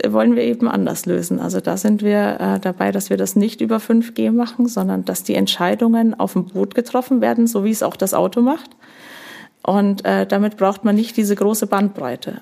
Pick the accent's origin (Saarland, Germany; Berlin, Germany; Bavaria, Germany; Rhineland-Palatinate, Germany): Bavaria, Germany; Upper; accent: Franconian rolled R; moved away as an adult; also born or lived in Nuremberg; now in Schleswig-Holstein, Germany; absolutes Oberbayern, obwohl ich das fränkische Rollen der R meiner Eltern habe. Aber Oberbayern dort auch aufgewachsen